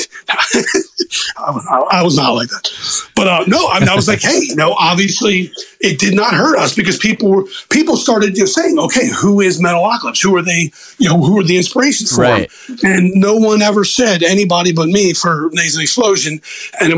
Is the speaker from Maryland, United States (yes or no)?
yes; Baltimore, Maryland, United States; accent: Northeast; I'm from Baltimore